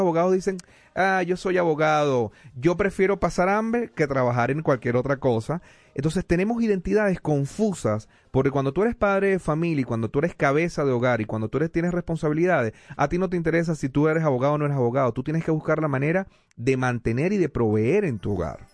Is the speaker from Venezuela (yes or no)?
yes; Venezuela; now in United States; yo soy venezolano